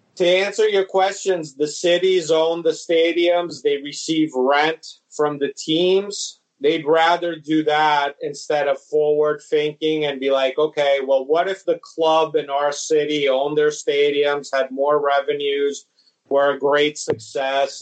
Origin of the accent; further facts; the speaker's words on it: Padua, Veneto, Italy; moved away; I grew up in Padova, where Milan is by far the most popular team